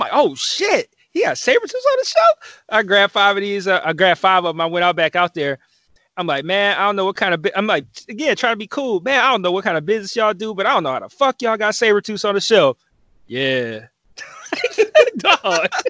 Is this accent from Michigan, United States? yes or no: yes; Detroit, Michigan, United States; hey man, hey, I'm in town from Detroit. I heard a lot about this place.